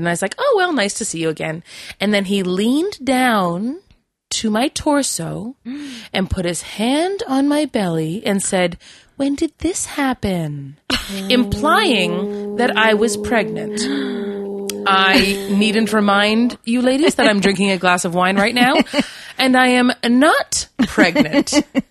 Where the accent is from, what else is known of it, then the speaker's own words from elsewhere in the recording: Quebec, Canada; I'm from Quebec.